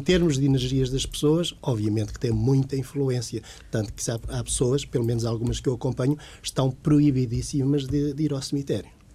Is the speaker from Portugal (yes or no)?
yes; Portugal; moved away as an adult; also born or lived in Lisbon; eu sou da zona de Santarém